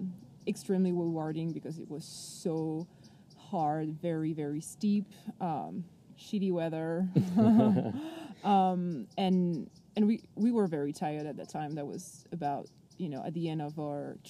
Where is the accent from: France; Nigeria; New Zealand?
France; Paris, Île-de-France; So I am from France. I lived in Paris almost my whole life